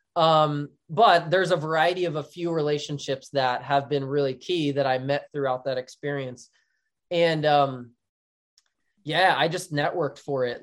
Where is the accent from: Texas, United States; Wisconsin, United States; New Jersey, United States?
New Jersey, United States; Philadelphia area; moved away; I'm from the Philadelphia area, but in New Jersey, so Flyers, Eagles, Phillies, like, diehard th, into my blood, to my core